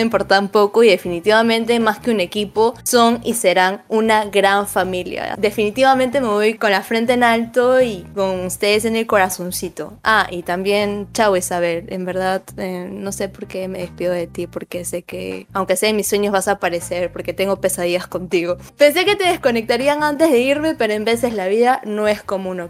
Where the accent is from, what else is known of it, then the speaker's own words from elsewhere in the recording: Peru; Ay, no, no, yo fallé como mujer peruana que se respeta.